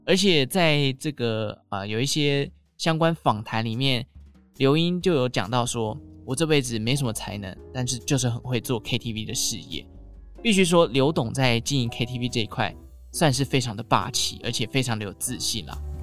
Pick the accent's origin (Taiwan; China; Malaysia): Taiwan; Taichung; 像我们中部台中人呢，就会说银柜或者是美乐蒂啦